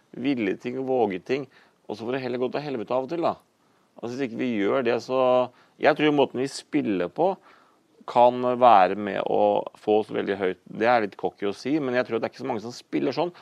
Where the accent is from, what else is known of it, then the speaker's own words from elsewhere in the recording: Horten, Vestfold, Norway; den lokale tilknytning der som jeg vokste opp i Horten